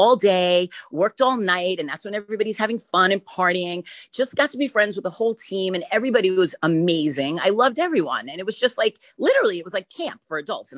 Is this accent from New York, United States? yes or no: yes; New York, United States; as a New Yorker